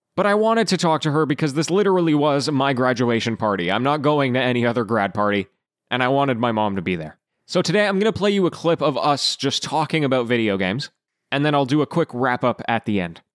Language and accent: English; Canada; I was born and raised in Canada.